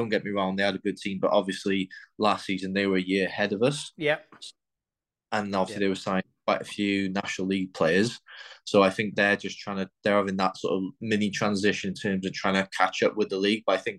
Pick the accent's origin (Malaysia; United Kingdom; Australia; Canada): United Kingdom; Wales; with us being Welsh